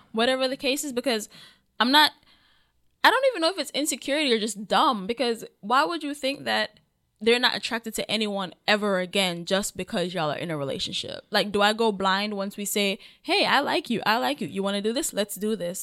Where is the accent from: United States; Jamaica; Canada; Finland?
Jamaica; I'm Jamaican